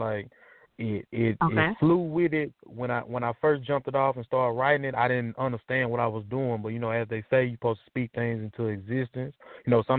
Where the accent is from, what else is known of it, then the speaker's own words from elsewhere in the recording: Camden, Arkansas, United States; I'm from Camden, Arkansas.